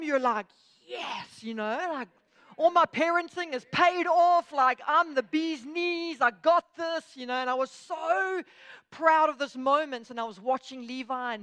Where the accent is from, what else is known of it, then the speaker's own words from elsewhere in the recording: Durban, KwaZulu-Natal, South Africa; now in Johannesburg, South Africa; Durban is my hometown where I was born and raised. But I now live in Joburg